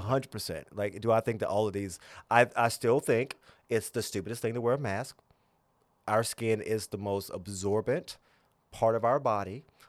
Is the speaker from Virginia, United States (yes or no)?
yes; Gretna, Virginia, United States; also born or lived in Tennessee; I grew up in the South